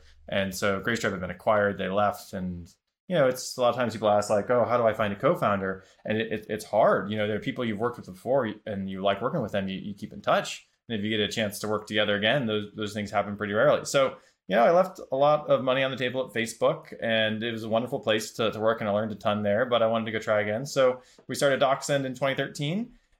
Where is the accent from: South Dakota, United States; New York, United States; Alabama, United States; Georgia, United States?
South Dakota, United States; So I'm from South Dakota originally. There's not a lot of tech there. There's a lot of farming, a lot of great people